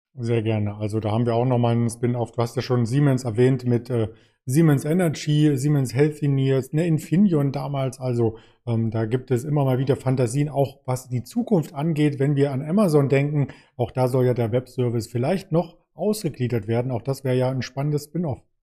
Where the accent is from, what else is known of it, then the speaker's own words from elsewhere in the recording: Germany; als Deutsche